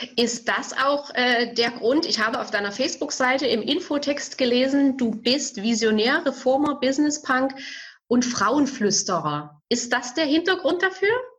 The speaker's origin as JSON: {"language": "German", "town": "Bautzen", "region": "Saxony", "country": "Germany", "said": "ich komme aus Bautzen"}